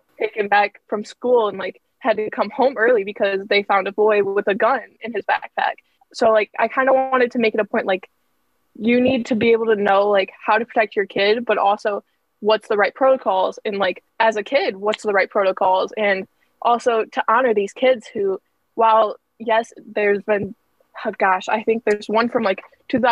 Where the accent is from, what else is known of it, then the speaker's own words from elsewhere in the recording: right outside of Detroit, Michigan, United States; moved away as an adult; now in Ohio, United States; But I am from like right outside of Detroit.